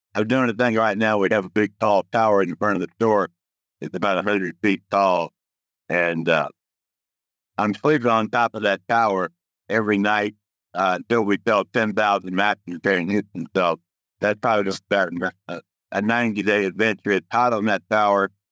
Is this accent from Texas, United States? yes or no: yes; Dallas, Texas, United States; now in Houston, United States; I grew up in Dallas